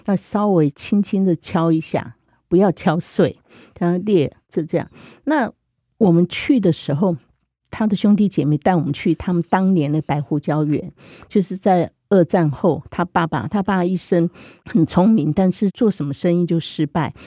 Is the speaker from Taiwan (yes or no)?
yes; Zhunan, Miaoli County, Taiwan; 我现在是苗栗竹篮人嘛，本身，那我是外省眷村长大的